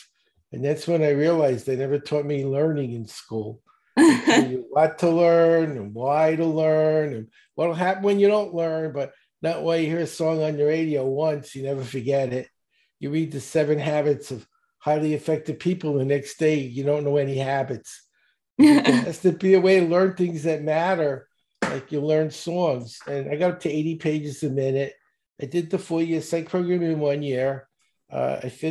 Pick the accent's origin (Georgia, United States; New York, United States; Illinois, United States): New York, United States; New York City; I grew up in Brooklyn, and not a good part. I was in the projects.